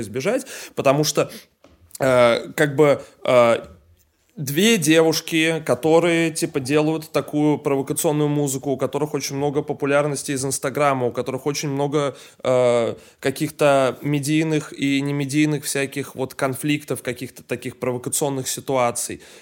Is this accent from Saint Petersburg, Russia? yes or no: yes; Saint Petersburg, Russia; я из Питера сам, Э, как бы как-то, блядь, говорится, коренной петербуржец